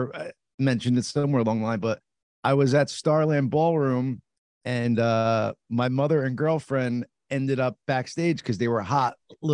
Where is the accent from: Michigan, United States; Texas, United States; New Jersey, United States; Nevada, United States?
New Jersey, United States; I'm from North Jersey